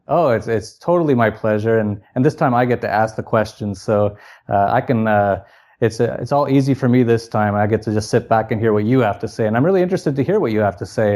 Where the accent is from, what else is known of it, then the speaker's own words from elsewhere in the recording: Canada; moved away as an adult; born in Canada, and I lived there till I was about thirty